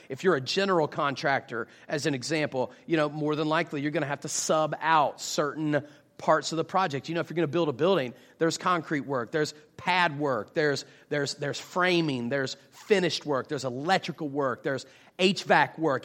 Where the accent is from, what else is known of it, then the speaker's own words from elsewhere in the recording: West Virginia, United States; now in Jacksonville, United States; I am actually originally from West Virginia, but I currently live in Jacksonville, Florida